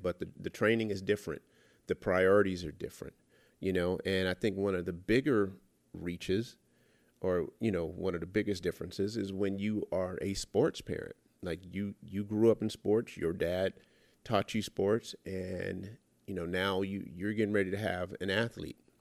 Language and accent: English; Los Angeles, California, United States; I was born and raised in South Central L A.